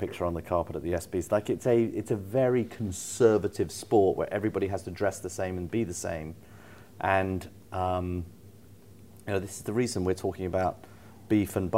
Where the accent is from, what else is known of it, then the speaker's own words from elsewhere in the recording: United Kingdom; we're programmed as British people to be.